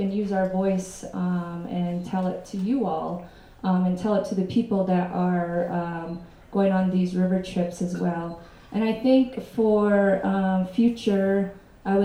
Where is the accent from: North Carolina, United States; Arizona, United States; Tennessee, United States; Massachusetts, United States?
Arizona, United States; Shonto; I grew up in Shonto. It's about 2 hours northeast of here.